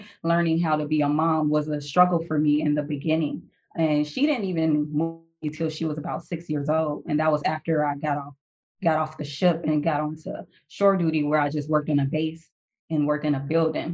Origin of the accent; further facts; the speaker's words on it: Chicago, Illinois, United States; moved away as an adult; I'm originally from Chicago. So I joined out of Chicago at the age of 19.